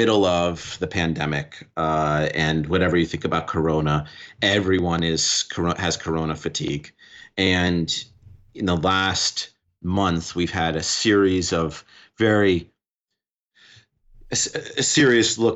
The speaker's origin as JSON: {"language": "English", "region": "New York", "country": "United States", "said": "but as a New Yorker and as someone who spent time working with all with various communities"}